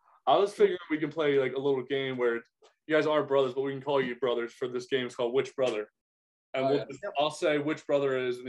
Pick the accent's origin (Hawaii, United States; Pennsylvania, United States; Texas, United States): Pennsylvania, United States; Philadelphia; I'm from Philadelphia